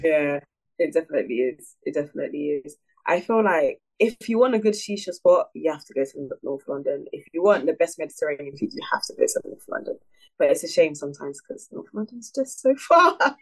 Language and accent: English; Nigeria; I'm Nigerian